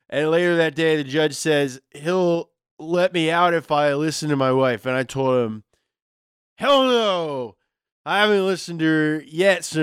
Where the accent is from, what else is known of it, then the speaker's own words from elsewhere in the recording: Hollister, California, United States; accent: Hollister California accent; oh, me? I'm from Hollister, California.